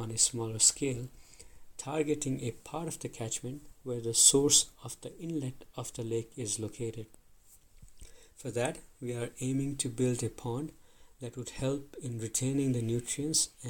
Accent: Pokhara, Gandaki Province, Nepal; also born or lived in Lund, Sweden; I come from Nepal, from a city called Pokhara, which is one of the popular touristic destinations in our country.

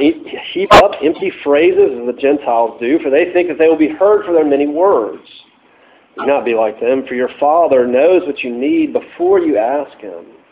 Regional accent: New Jersey, United States; growing up in New Jersey

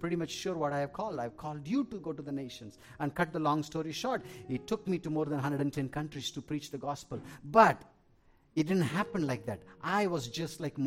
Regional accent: Tamil Nadu, India; I'm an Indian. I'm a South Indian

